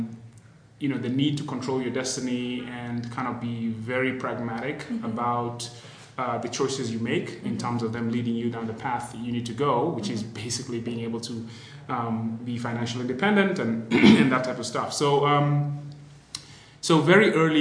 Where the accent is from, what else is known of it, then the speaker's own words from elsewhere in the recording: Nairobi, Kenya; I was born and raised in Nairobi, went to high school here